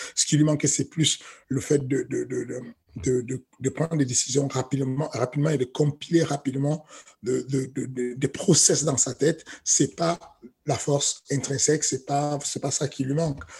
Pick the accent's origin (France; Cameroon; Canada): Cameroon; moved away; j'ai grandi au Cameroun